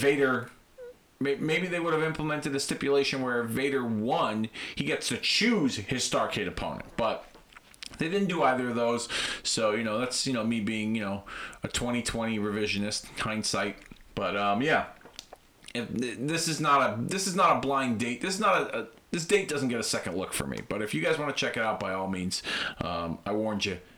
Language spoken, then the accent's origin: English; Hartford, Connecticut, United States; Hartford, Connecticut, my hometown